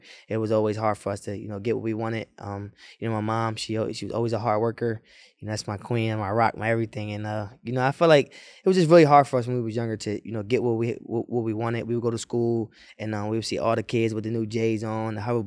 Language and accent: English; Wilmington, United States; growing up in Wilmington